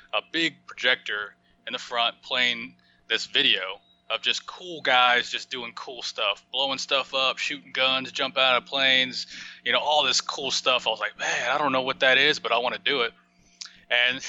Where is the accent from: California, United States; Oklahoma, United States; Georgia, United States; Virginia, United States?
Oklahoma, United States; moved away as an adult; also born or lived in Arizona; I grew up in Oklahoma